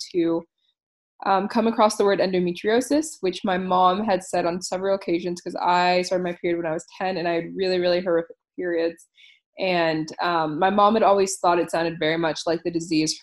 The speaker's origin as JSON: {"language": "English", "region": "East Coast of the USA", "country": "United States", "also_born_or_lived": "Ohio", "moved": "as an adult", "lives_now": "Australia", "said": "I am originally from the East Coast of the USA."}